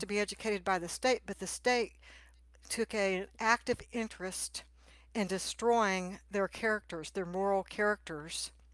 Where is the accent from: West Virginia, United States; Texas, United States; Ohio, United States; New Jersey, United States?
Texas, United States; I grew up in Texas